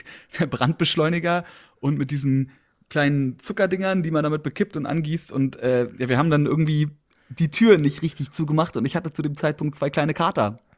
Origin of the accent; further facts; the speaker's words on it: Berlin, Germany; ich bin Berliner